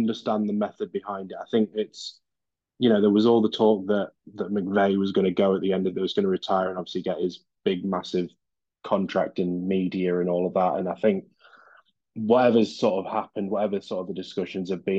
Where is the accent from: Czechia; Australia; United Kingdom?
United Kingdom; Derby, East Midlands; I'm from Derby in England